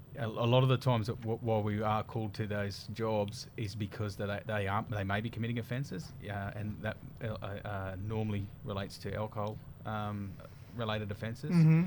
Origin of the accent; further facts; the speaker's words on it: Atherton Tablelands, Queensland, Australia; also born or lived in Bamaga; Tableland boy, yep.